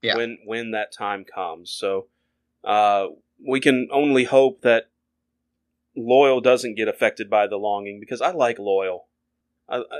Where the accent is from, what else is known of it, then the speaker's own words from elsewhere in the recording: the South, United States; being born and raised in the South